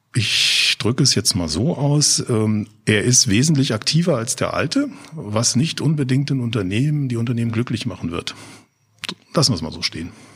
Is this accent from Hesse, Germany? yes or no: yes; Offenbach am Main, Hesse, Germany; ich komme aus Offenbach